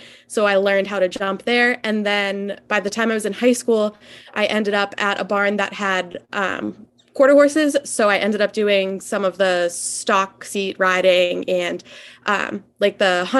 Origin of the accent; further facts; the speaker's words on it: Methuen, Massachusetts, United States; So I grew up in Massachusetts. I've lived in Methuen, Mass, right on the New Hampshire border my whole life.